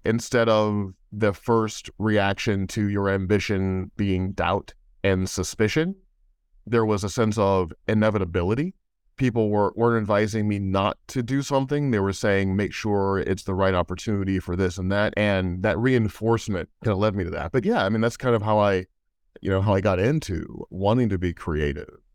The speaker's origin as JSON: {"language": "English", "town": "St. Louis", "region": "Missouri", "country": "United States", "tie": "born or raised there", "said": "Being an only child growing up in Saint Louis, Missouri"}